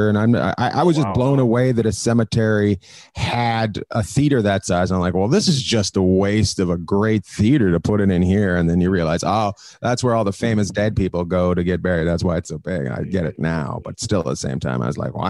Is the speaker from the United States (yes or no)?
no; Canada; moved away; I am originally from Canada